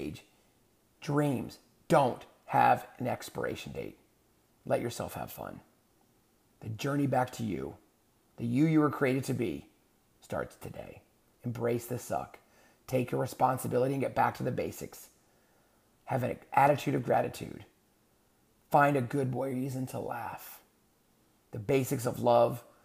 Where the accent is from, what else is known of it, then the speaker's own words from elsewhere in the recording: San Antonio, Texas, United States; moved away; So I grew up in, part of my life, I grew up in San Antonio, Texas.